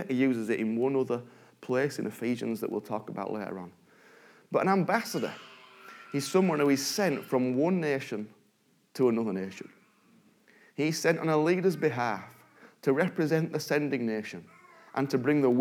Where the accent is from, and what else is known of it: United Kingdom